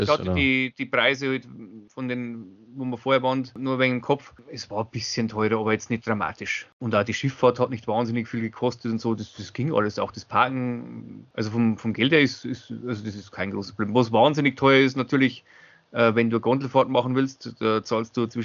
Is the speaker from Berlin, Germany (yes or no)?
no; Zwiesel, Bavaria, Germany; Also ich habe extra für Leroy aus meiner Heimatstadt Zwiesel äh, Bier organisiert.